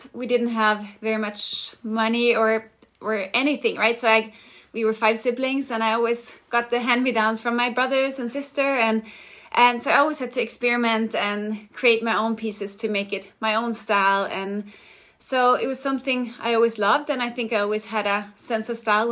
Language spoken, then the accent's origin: English; Denmark; moved away as an adult; now in Los Angeles, United States; I'm from Denmark, but have been living in LA for the past 15 years